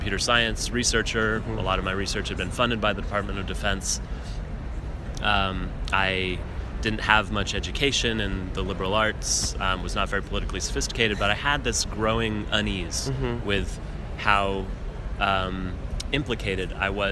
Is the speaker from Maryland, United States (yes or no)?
no; Denver, Colorado, United States; my cousin Alex Blum, who I grew up with in Denver, Colorado